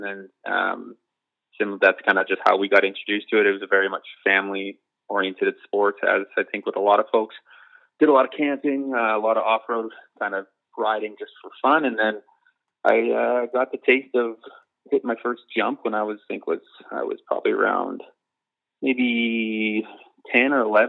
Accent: Medicine Hat, Alberta, Canada; moved away as an adult; Grew up in Medicine Hat, Alberta for the first 22 years of my life.

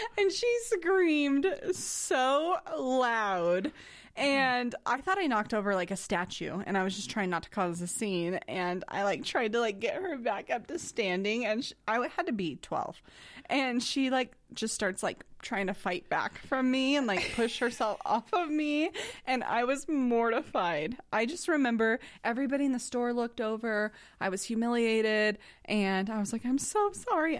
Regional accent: Idaho, United States; I'm from Idaho

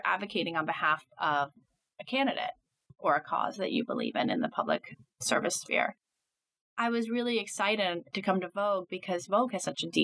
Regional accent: New York City, New York, United States; also born or lived in Nashville, Tennessee; I grew up in Midtown Manhattan. Spent my whole life here, basically, until I went to college

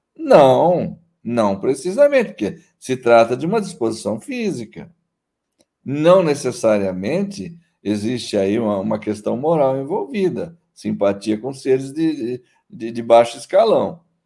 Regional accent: interior of São Paulo, Brazil; eu sou paulista do interior

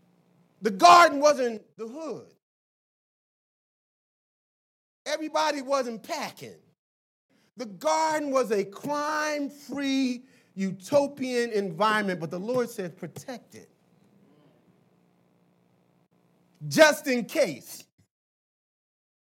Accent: Philadelphia, Pennsylvania, United States; When I grew up in Philly

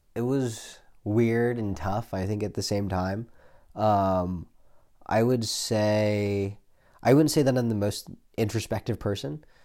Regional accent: Silicon Valley, California, United States; now in San Francisco, United States; I grew up in the Silicon Valley

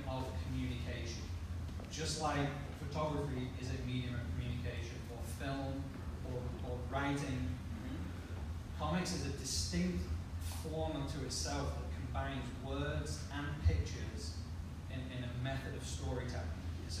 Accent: United Kingdom; I'm British.

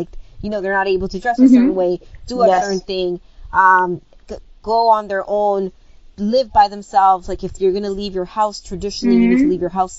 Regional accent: Toronto, Ontario, Canada; also born or lived in Dominican Republic; So where I was born in the Dominican Republic, but I was raised in Toronto since the age of 5.

